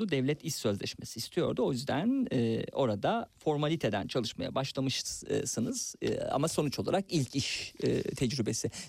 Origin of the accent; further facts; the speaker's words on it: Turkey; now in Germany; Almanca öğrenmemekte direniyordum. Ben Türk'üm diyordum. Türklüğüme sahip çıkıyor. Köye dönmeyi istiyordum.